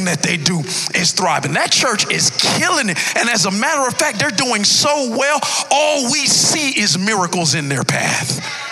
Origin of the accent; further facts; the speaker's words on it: Miami Gardens, Florida, United States; I hail all the way from Carroll City